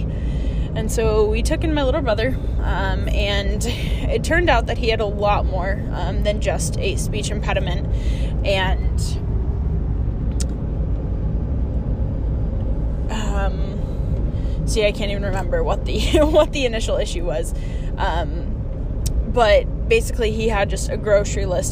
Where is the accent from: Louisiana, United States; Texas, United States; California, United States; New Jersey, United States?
Texas, United States; I was born in Texas. I was born into a military family.